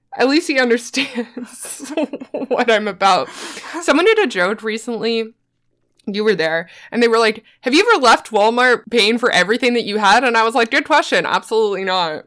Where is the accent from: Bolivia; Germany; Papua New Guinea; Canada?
Canada; Newfoundland and Labrador; I'm from Newfoundland